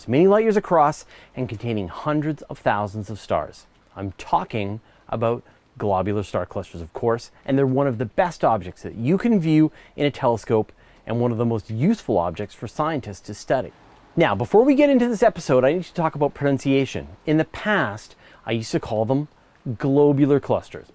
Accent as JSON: {"language": "English", "country": "Canada", "said": "as a Canadian"}